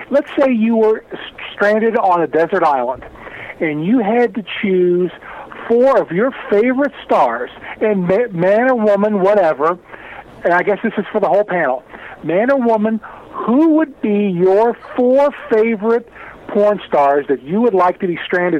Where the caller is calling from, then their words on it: Cincinnati, Ohio, United States; from Cincinnati.